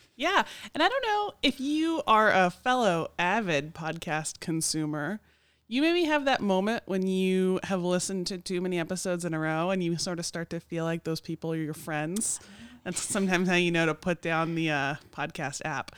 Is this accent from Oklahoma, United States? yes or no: yes; Oklahoma City, Oklahoma, United States; now in Morganton, United States; I'm from Oklahoma City